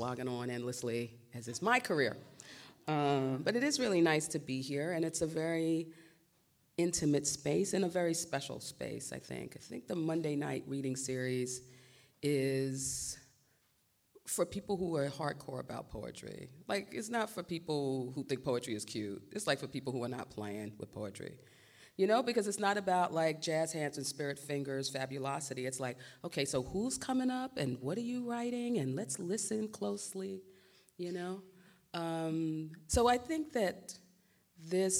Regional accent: New York City, New York, United States; I grew up in East New York in the 70s and 80s

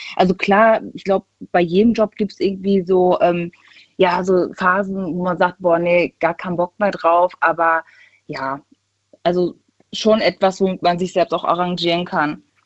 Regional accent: Düsseldorf, North Rhine-Westphalia, Germany; Ich bin aus NRW, aus Düsseldorf

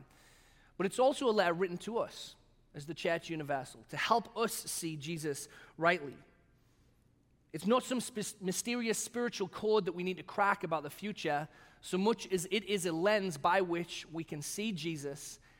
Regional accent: England, United Kingdom; also born or lived in Batavia, United States; now in United States; the national animals that I grew up with in England

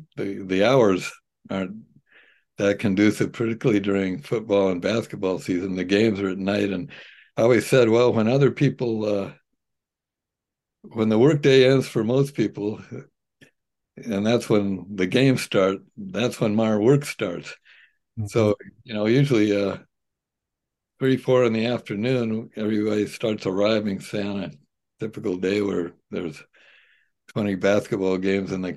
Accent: Pasadena, California, United States; moved away as an adult; now in Santa Barbara, United States; where I grew up was right near the Rose Bowl

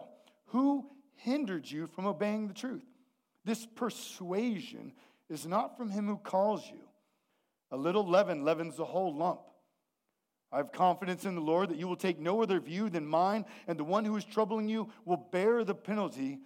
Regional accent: the Northwest, Pacific Northwest, United States; we're from the Northwest

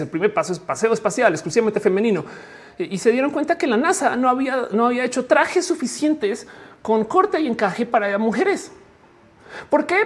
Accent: Colombia; Freddy y yo pues, nos criamos en Colombia.

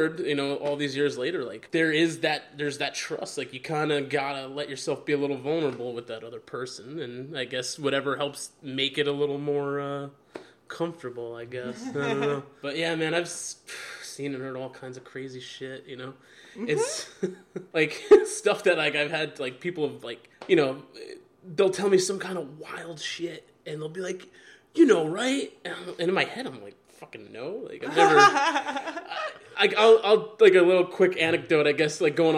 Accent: Fair Lawn, New Jersey, United States; I grew up in Fairlawn, which is like a suburb, you know, of Bergen County.

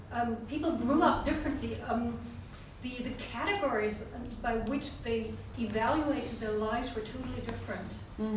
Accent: Western Germany, West Germany, Germany; moved away; I grew up in Western Germany, and we never compared ourselves to the GDR.

